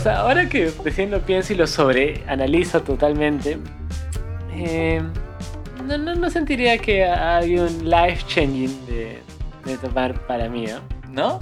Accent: Cusco, Peru; somos de Cusco

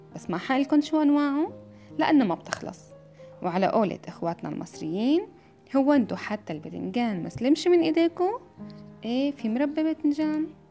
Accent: Syria; moved away; بلدي سوريا

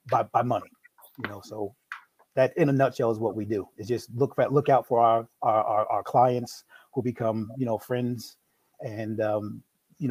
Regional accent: New York, United States; now in Maryland, United States; I'm originally from New York. No, I don't have an accent.

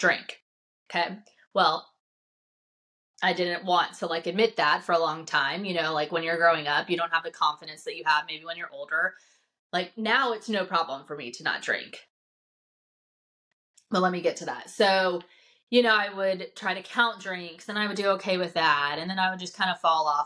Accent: the South, United States; I'm growing up in the South in a faith-based home.

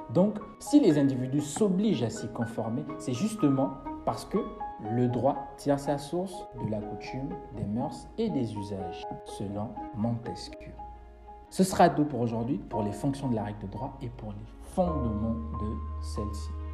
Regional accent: Gabon; je suis gabonais, je vis au Gabon, je suis étudiant à l'université Omar Bongo

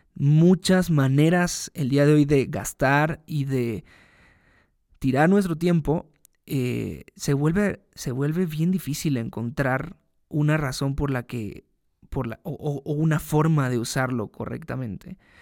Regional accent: Veracruz, Mexico; moved away as an adult; also born or lived in Mexico City; me mudé a la Ciudad de México, desde Veracruz, de donde yo soy

